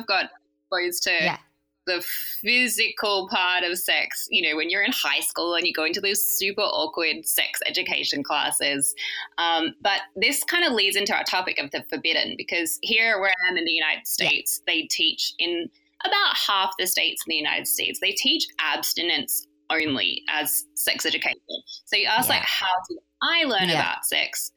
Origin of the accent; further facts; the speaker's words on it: Australia; I grew up in Australia.